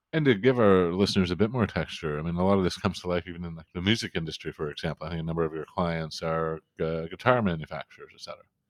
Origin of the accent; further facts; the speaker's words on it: New Brunswick, Canada; I'm from a part of Canada that almost nobody knows about, including Canadians.